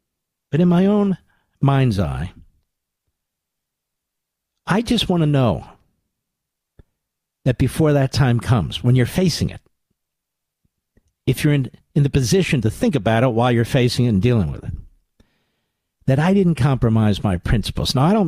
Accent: Philadelphia, Pennsylvania, United States; I'm from Philadelphia.

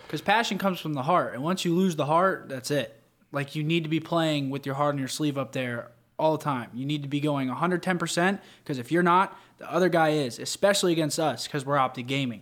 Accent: Pennsylvania, United States; I'm from Pennsylvania

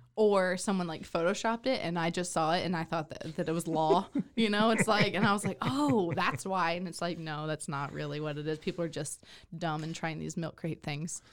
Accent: McKinney, Texas, United States; now in Waco, United States; my hometown, McKinney

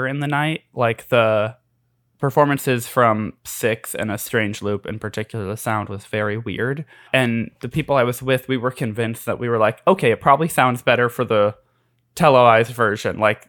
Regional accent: Connecticut, United States; I'm from Connecticut

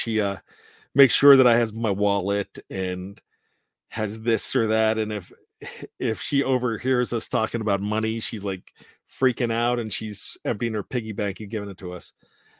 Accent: Hagerstown, Maryland, United States; And I'm from Hagerstown, Maryland.

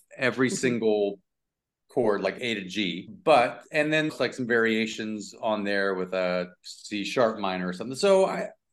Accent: Lafayette, Louisiana, United States; moved away as an adult; also born or lived in Jennings, Louisiana / Natchitoches, Louisiana / Chicago; now in California, United States; I grew up between Lafayette and Lake Charles, Louisiana.

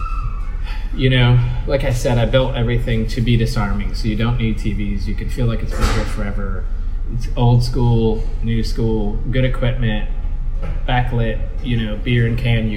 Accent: Louisville, Kentucky, United States; born or raised there

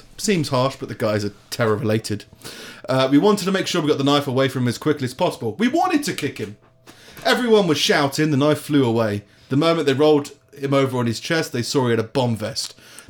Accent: London, United Kingdom; I'm from London

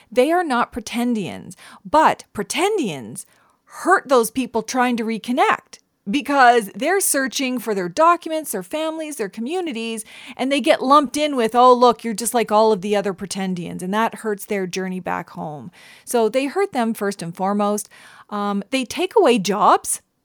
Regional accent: Canada; I'm from the Mi'kmaq Nation

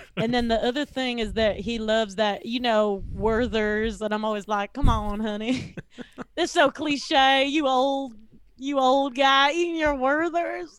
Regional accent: the South, United States; I'm from the South

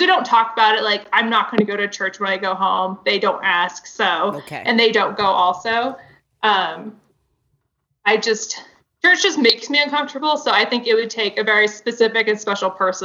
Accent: the South, United States; I grew up in the South.

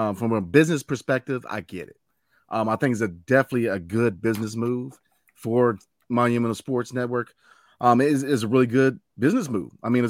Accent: Leesburg, Virginia, United States; But I grew up in Loudoun County, Leesburg, Virginia. Shout out to El Town.

